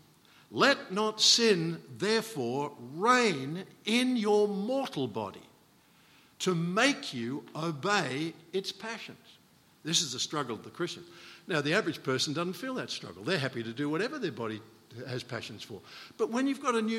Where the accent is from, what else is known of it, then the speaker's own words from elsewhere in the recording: Australia; being Australian